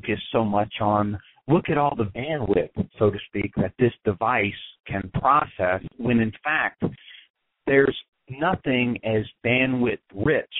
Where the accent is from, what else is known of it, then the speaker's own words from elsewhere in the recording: Texas, United States; moved away as an adult; also born or lived in West Point, New York; I was born and raised in Texas